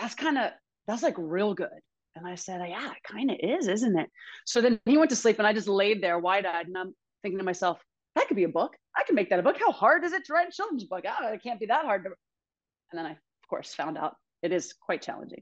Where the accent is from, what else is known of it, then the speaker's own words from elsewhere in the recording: Alabama, United States; I grew up in Alabama in the dirt.